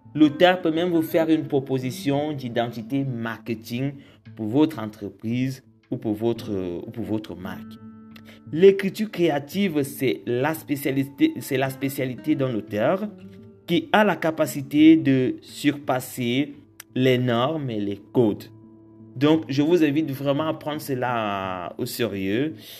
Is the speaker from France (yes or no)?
no; Cameroon; je suis camerounais